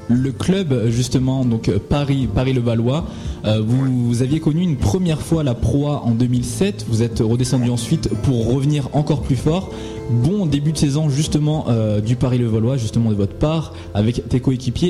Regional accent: Madagascar; je suis malgache

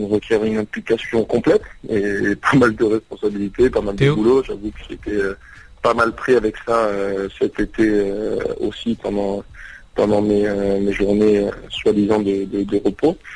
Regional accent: Bordeaux, Nouvelle-Aquitaine, France; now in Charlotte, United States; Alors bonjour … je viens de Bordeaux.

